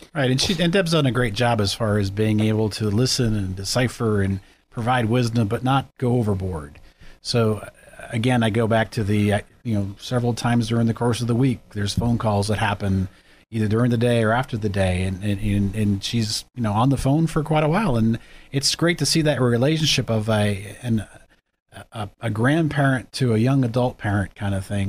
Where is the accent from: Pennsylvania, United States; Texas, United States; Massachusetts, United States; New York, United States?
Pennsylvania, United States; Erie; also born or lived in Girard, Pennsylvania; I grew up in Erie